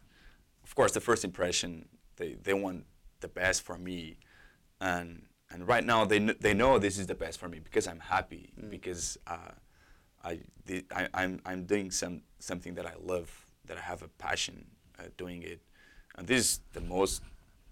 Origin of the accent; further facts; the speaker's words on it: Portugal; English is a second language; moved away as an adult; also born or lived in New York / Lisbon; now in Toronto, Canada; when I went back to Portugal